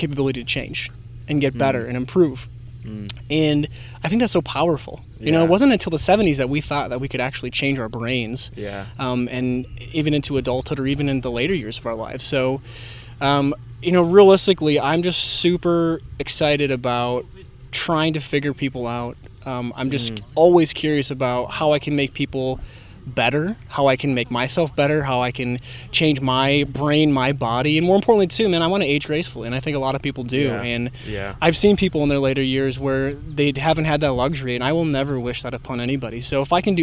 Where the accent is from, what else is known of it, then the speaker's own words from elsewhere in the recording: Midwest, United States; I'm born and raised in the Midwest